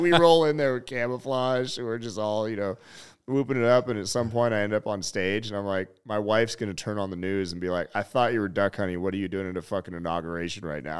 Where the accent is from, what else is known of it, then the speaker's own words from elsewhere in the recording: Butte, Montana, United States; moved away as an adult; also born or lived in Kalispell, Montana / Kila, Montana / Flathead Valley, Montana / Los Angeles; my hometown, Butte, America